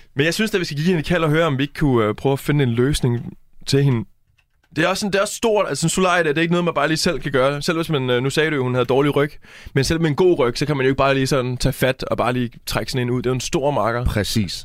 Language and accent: Danish; Næstved, Zealand, Denmark; now in Jutland, Denmark; jeg er fra Næstved, men jeg bor i Jylland